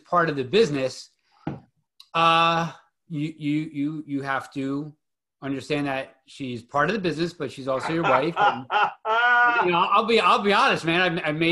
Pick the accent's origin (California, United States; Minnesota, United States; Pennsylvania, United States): Pennsylvania, United States; Philadelphia; growing up in Philadelphia